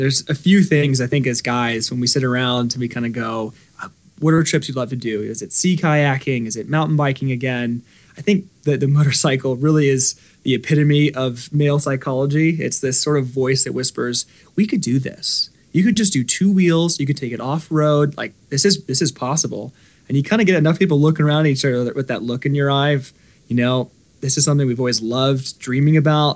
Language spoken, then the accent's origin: English; Colorado, United States; also born or lived in California; I grew up in the mountains of Colorado